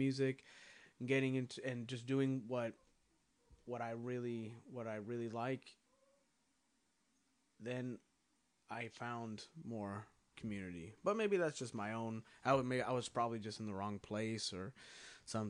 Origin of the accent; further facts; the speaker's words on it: California, United States; I'm from California